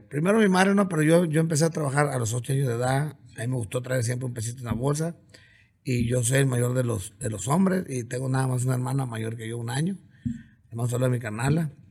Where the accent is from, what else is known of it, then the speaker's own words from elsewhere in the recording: Coyotitán, Sinaloa, Mexico; also born or lived in Culiacán, Sinaloa / Mazatlán, Sinaloa; now in Ciudad Obregón, Mexico; nací en Culiacán. Nací en Culiacán, pero mi jefa, como que a, las, como que a los 5 o 6 días, la corrió mi abuela allá de la casa, yo creo, y nos fuimos para el rancho. El ombligo está en mi pueblito, está en Sinaloa